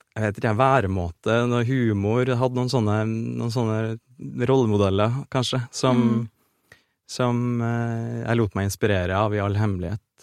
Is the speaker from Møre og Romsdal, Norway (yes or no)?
no; Orkdal, Trøndelag, Norway; på Orkdal videregående skole, der jeg vokste opp